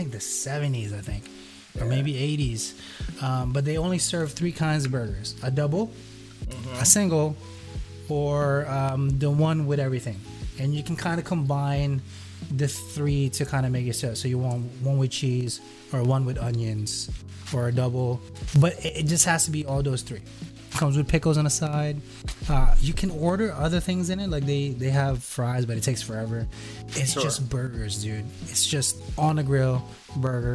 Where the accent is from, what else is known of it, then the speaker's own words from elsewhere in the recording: Hackensack, New Jersey, United States; here in Hackensack, my hometown, this is about 2 minutes away from me